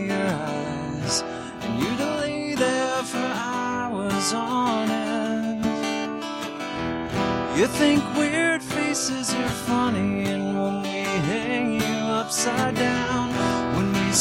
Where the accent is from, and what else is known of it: Humboldt, Tennessee, United States; born or raised there; also born or lived in Jackson, Tennessee